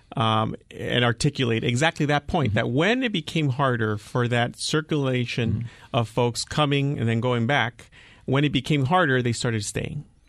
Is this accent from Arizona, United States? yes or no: yes; Nogales, Arizona, United States; I grew up in Nogales.